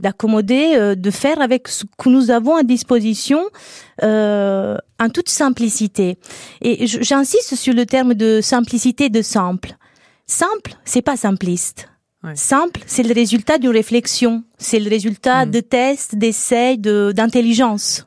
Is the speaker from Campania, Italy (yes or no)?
yes; Naples, Campania, Italy; moved away; Je suis italienne. Euh, j'ai grandi dans un environnement populaire